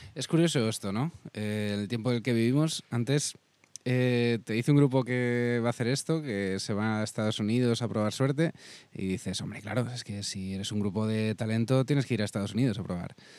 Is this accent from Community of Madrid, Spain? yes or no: yes; Madrid, Community of Madrid, Spain; como madrileño